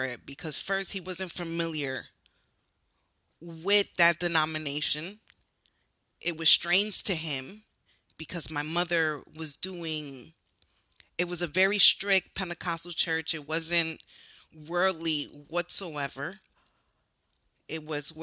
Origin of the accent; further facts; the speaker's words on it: Newark, New Jersey, United States; I grew up in Newark, New Jersey.